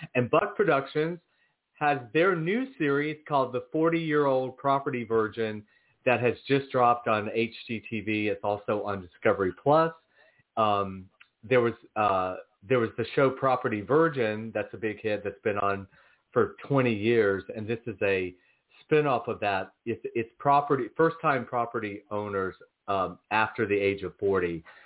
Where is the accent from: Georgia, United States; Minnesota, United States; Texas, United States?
Georgia, United States; I'm born and raised in Georgia.